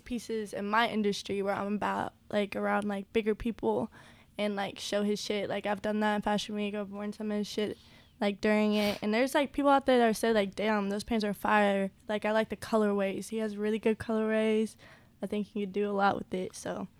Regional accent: Tulsa, Oklahoma, United States; also born or lived in New York; I'm from Tulsa

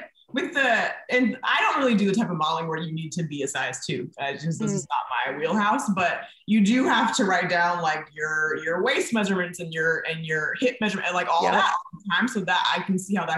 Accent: Napa, California, United States; also born or lived in Bay Area; I went to high school in Napa

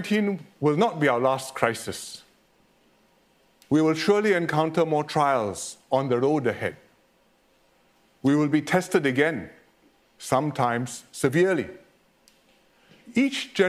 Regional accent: Singapore; what Singaporeans can

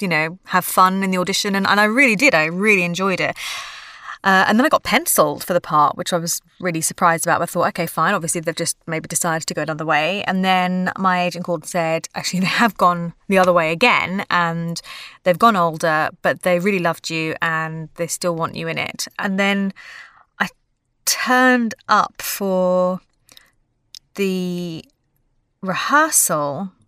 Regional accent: London, United Kingdom; But I think growing up in London and in the sort of musical theatre world or acting world in general, it's sort of like a massive melting pot.

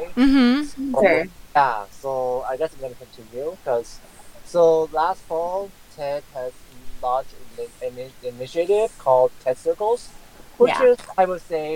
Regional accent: California, United States; my home state is California

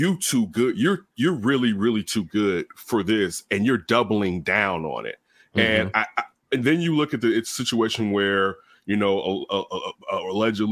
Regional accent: Inglewood, California, United States; also born or lived in Chicago; I grew up in Inglewood. I grew up on the east side in Inglewood and in the projects and in the hundreds.

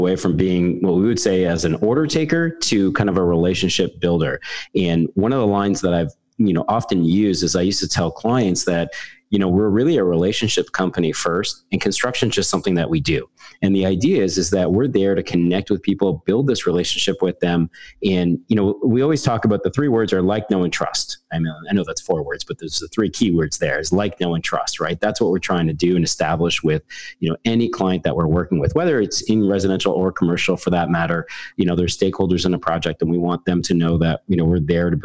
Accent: Canada; I'm a Canadian carpenter turned project manager

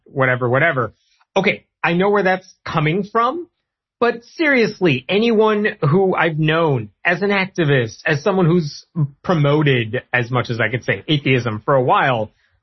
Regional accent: Chicago, Illinois, United States; I'm from Chicago

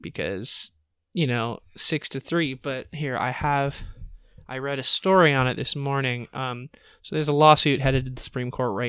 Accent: Los Angeles, California, United States; I was like 9. I moved up from Southern California, Los Angeles, to Northern California.

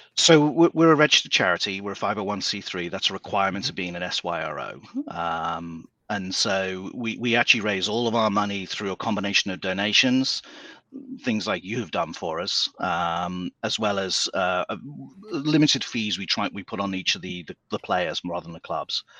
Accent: England, United Kingdom; moved away as an adult; now in United States; I'm I'm from England originally, though I've been in the States for a long, long time now, about 25

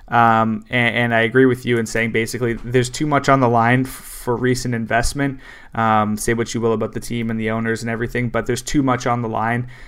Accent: Canada; I'm not coming at him. I'm Canadian.

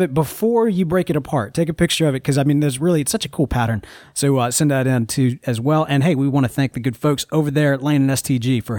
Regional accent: the South, United States; First of all, we're from the South, and we got this gravy thing mixed up.

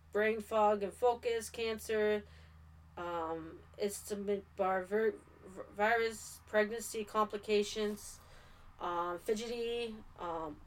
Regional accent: Canada; I am from Canada

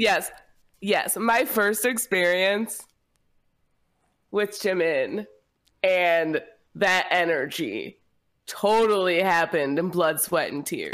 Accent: United States; as an American

